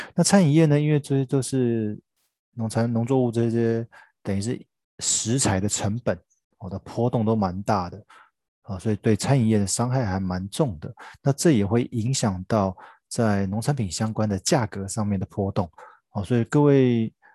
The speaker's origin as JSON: {"language": "Chinese", "country": "Taiwan", "said": "我们台湾这边"}